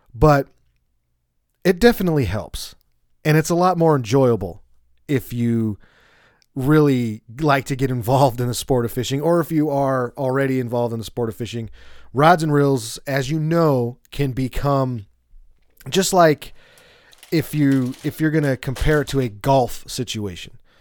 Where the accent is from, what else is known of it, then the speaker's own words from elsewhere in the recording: Colorado, United States; I'm from Colorado